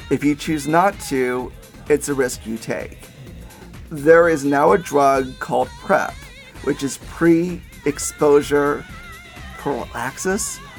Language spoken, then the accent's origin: English; Nashville, Tennessee, United States; I'm from Nashville.